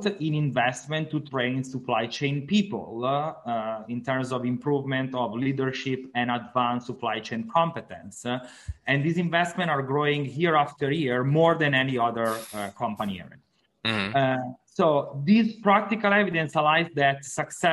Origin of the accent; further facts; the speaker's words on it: Italy; English is a second language; moved away as an adult; also born or lived in Milan, Italy; now in Miami, United States; as you can hear from my accent, I'm not from the United States. I'm from Italy.